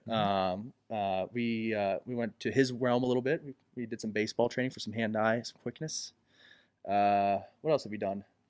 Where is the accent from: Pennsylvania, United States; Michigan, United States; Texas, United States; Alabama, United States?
Pennsylvania, United States; Elizabeth; also born or lived in Dayton; I am from Elizabeth